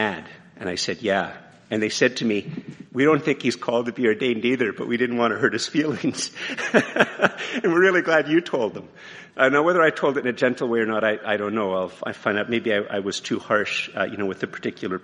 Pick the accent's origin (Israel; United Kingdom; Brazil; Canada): Canada; I'm very Canadian, eh? Yeah, I'm very Canadian